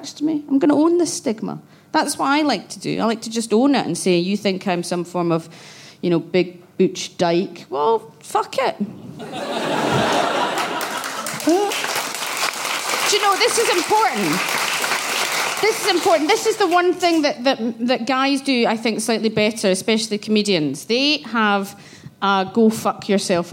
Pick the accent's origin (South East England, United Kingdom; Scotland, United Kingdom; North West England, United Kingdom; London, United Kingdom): Scotland, United Kingdom; Glasgow; I grew up in Glasgow